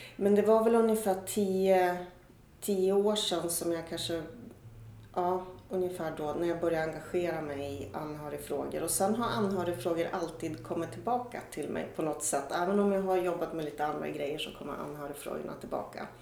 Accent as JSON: {"language": "Swedish", "town": "Östersund", "region": "Jämtland", "country": "Sweden", "tie": "born or raised there", "said": "när jag växte upp i Östersund"}